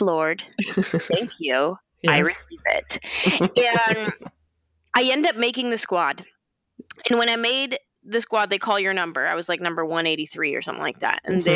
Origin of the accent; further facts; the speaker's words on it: San Jose, California, United States; moved away as an adult; also born or lived in Los Angeles; I'm from San Jose